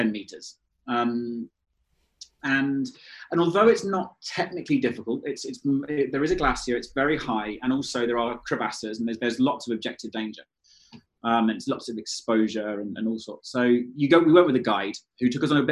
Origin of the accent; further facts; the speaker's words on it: London, United Kingdom; moved away; I grew up in London and I was a London city boy.